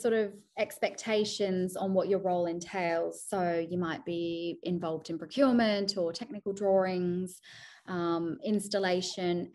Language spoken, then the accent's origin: English; Sydney, New South Wales, Australia; moved away as an adult; now in United Kingdom; Sydney, which is my hometown